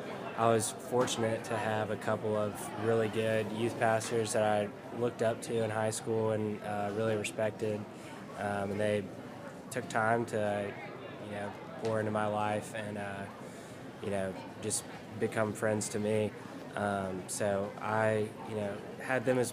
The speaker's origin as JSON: {"language": "English", "town": "Memphis", "region": "Tennessee", "country": "United States", "tie": "born or raised there", "also_born_or_lived": "Oxford, Mississippi", "moved": "as an adult", "said": "I'm from Memphis. I went to ECS, so it's like a private Christian school in Memphis. Went there all the way through"}